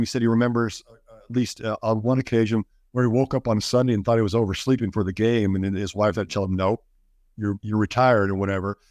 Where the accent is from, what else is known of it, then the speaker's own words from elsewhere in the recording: Kansas, United States; I was from Kansas